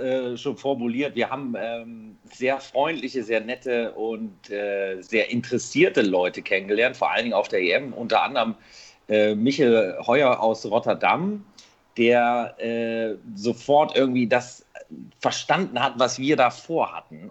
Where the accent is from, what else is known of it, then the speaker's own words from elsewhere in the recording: Bielefeld, North Rhine-Westphalia, Germany; ich komme aus Bielefeld